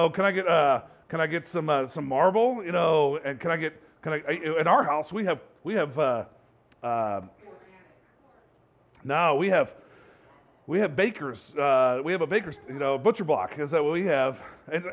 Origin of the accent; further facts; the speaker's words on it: Bay Area, California, United States; I grew up in the Bay Area.